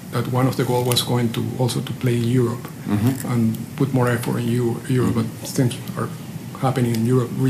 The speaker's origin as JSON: {"language": "English", "country": "Venezuela", "tie": "born or raised there", "said": "I grew up in Venezuela"}